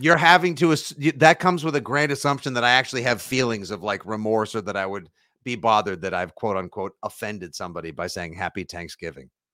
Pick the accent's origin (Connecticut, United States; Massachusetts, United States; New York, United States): Massachusetts, United States; Braintree; Braintree football, my al- my alma mater, my hometown